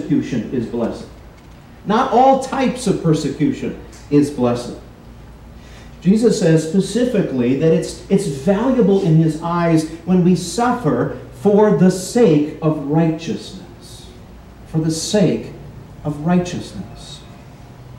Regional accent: United States; As Americans

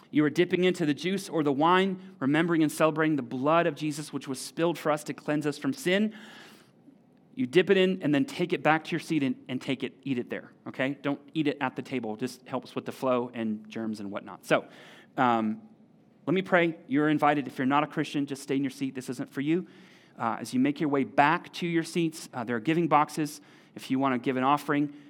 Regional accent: United States; we're American

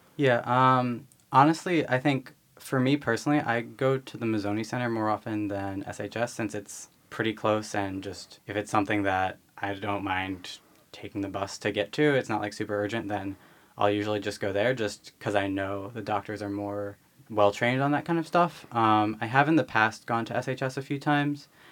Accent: Philadelphia suburbs, Pennsylvania, United States; I grew up in the Philly suburbs.

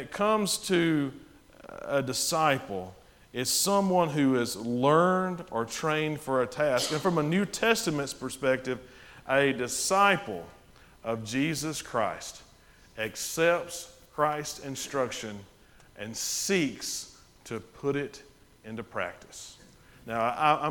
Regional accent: Winfield, Alabama, United States; I grew up in Winfield, Alabama

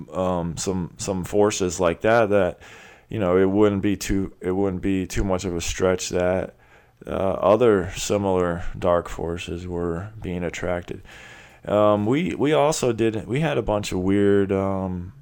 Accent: Clearwater, Florida, United States; I grew up in Clearwater, Florida, which is the headquarters of the religion of Scientology

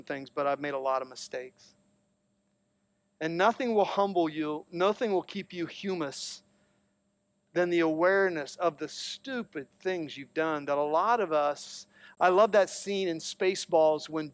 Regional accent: Licking County, Ohio, United States; I'm a redneck from Licking County

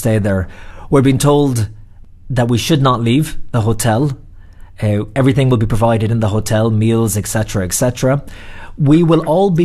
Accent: Ireland; moved away; also born or lived in New York; I'm Irish

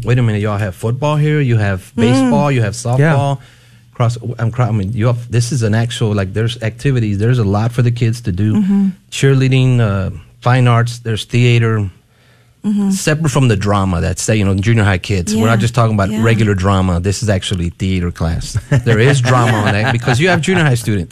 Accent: West Texas, United States; I grew up in West Texas

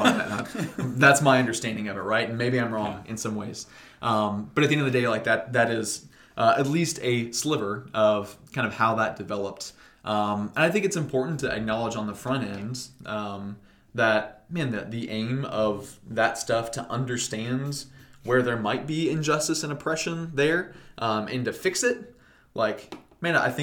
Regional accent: United States

